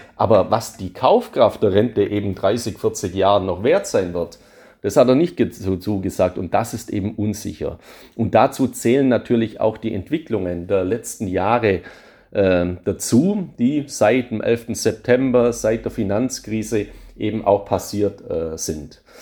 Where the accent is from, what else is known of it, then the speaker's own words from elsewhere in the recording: Swabia, Germany; als Schwabe